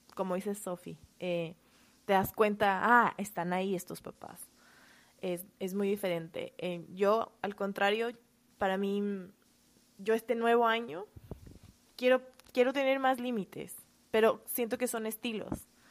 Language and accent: Spanish; Quito, Pichincha, Ecuador; moved away as an adult; now in United States; soy de Quito, Ecuador